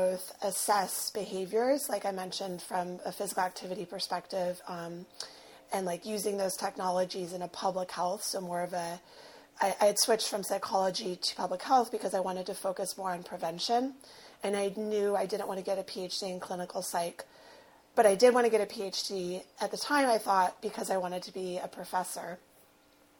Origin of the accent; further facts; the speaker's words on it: Los Angeles, California, United States; I present, I'm white, I am from West